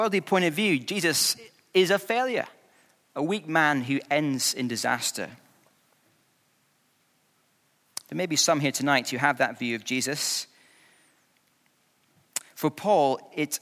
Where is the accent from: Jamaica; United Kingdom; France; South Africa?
United Kingdom; Scotland; I grew up in Scotland